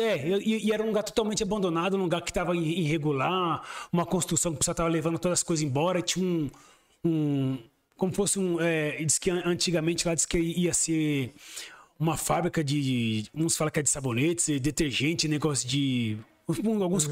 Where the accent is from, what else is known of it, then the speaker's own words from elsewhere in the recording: São Paulo, Brazil; moved away as an adult; also born or lived in Diadema; now in Sorocaba, Brazil; eu nasci mesmo em Diadema, mas fui criado mesmo no próximo, é um bairro já, é como fosse divisa do ABC ali, que é o próximo bairro chamado Jardim Miriam